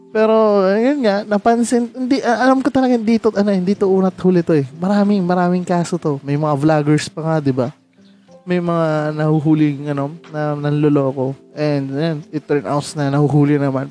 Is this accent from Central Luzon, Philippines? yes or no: no; Rizal, Calabarzon, Philippines; taga Rizal ako